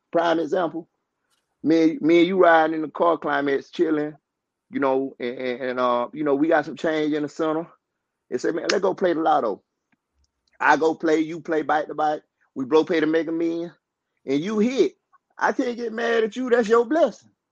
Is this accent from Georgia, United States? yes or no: yes; Georgia, United States; also born or lived in Albany, Georgia; I was born in a place called Mid Georgia, Thomas County